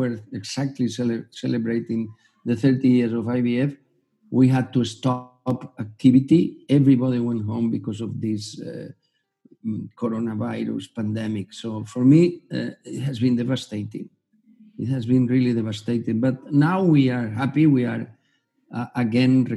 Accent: Gandia, Valencian Community, Spain; also born or lived in Germany / United States; I was born in Gandia, which is a small town 70 kilometers from Valencia. And I did all my studies in Valencia

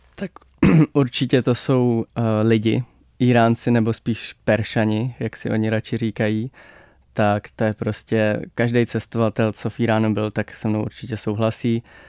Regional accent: Czechia; My jako Češi

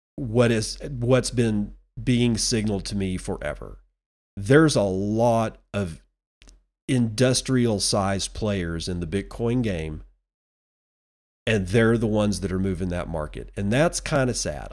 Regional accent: United States; as an American citizen

